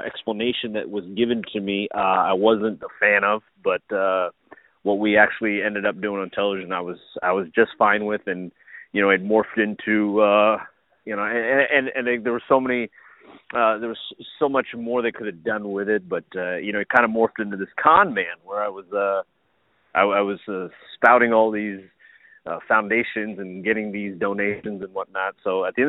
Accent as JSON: {"language": "English", "town": "Burke", "region": "Virginia", "country": "United States", "tie": "born or raised there", "said": "I grew up in Fairfax, Virginia, so specifically Burke, Virginia"}